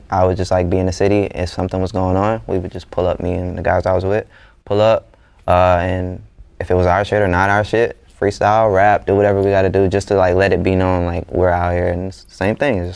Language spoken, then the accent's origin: English; Atlanta, Georgia, United States; growing up in Atlanta